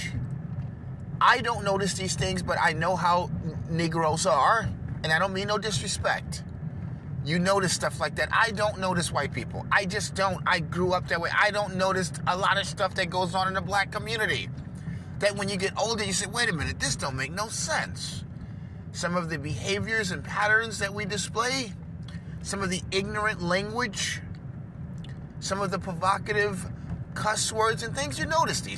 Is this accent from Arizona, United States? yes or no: no; New York, United States; I was born in New York, raised around a lot of Jewish people, a lot of Italians